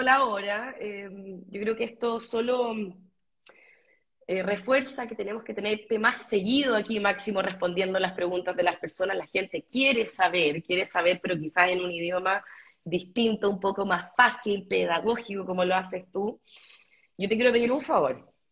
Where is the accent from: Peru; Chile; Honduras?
Chile; como chilena que ha viajado por el mundo